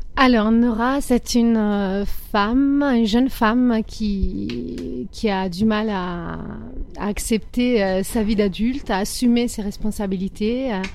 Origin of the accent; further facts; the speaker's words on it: Italy; moved away; Moi j'ai grandi en Italie, dans la campagne italienne.